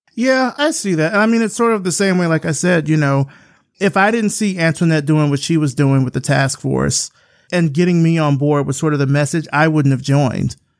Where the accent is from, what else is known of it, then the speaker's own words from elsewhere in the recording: Selma, Alabama, United States; moved away; I grew up in Selma. Selma is fifty miles away from Montgomery.